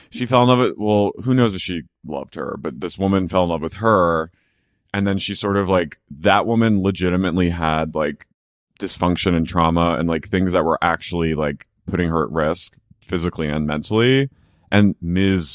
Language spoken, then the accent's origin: English; near Cherry Hill, New Jersey, United States; I grew up near Finch.